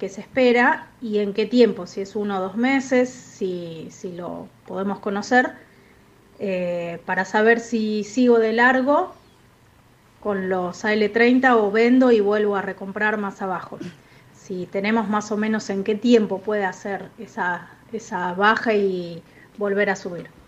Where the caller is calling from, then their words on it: Quilmes, Buenos Aires Province, Argentina; Soy de Quilmes, acá escuchándolos en la mañana con un café con leche.